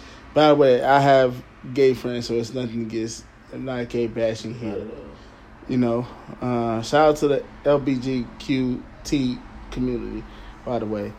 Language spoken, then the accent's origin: English; Detroit, Michigan, United States; I'm from Detroit City.